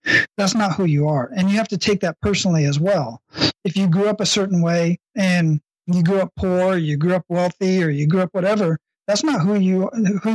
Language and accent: English; Phoenix, Arizona, United States; now in Hawaii, United States; I grew up in Phoenix, Arizona, Southwest Phoenix